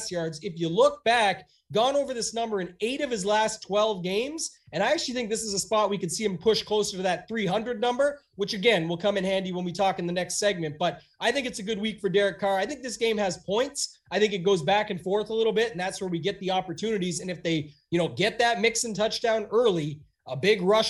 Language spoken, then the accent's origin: English; Canada; myself being Canadian